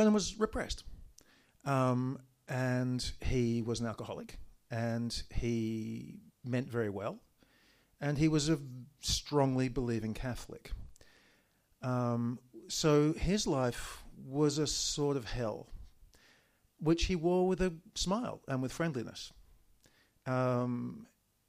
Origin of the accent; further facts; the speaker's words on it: Daylesford, Victoria, Australia; first language English; I'd gone to school in Daylesford